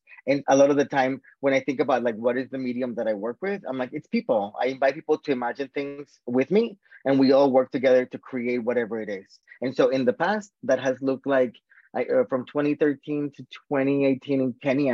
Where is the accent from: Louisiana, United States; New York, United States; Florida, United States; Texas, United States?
Florida, United States; South; moved away as an adult; also born or lived in Boston, Massachusetts, United States / Colombia / Washington, D.C., United States; I grew up in South Florida until I was 18